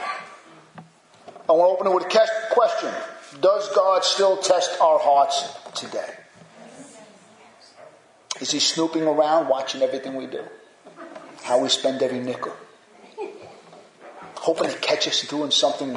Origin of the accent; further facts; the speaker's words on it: United States; as American Christians.